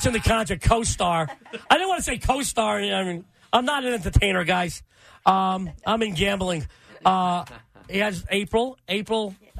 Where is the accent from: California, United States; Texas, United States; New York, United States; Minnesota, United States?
New York, United States; also born or lived in Yonkers / Little Italy, New York City; … and I are born and raised in the same area, New York.